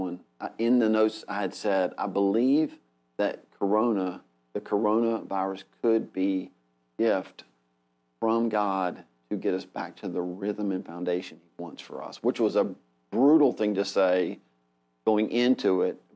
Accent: United States; we're so American.

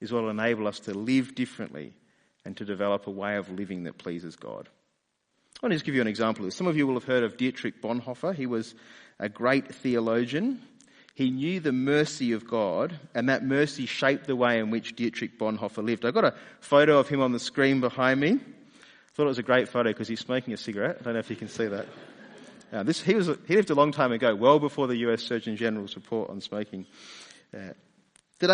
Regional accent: Australia; accent: Australian; also born or lived in London; my Australian accent faded away and was replaced with an English accent.

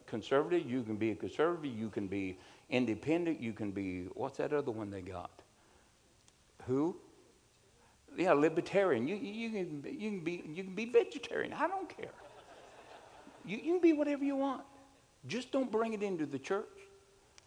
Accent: United States; I'm an American

